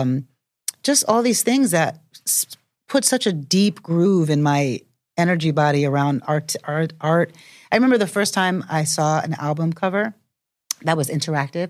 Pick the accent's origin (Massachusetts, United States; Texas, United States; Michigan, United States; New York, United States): New York, United States; growing up in New York